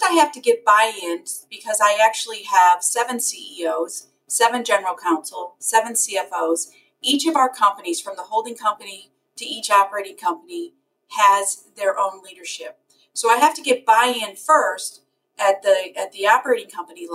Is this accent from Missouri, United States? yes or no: yes; St. Louis, Missouri, United States; I'm born and raised in St. Louis, Missouri